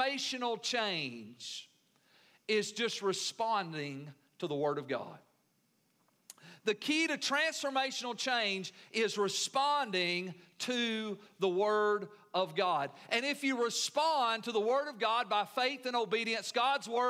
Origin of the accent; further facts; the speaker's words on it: United States; being American Christians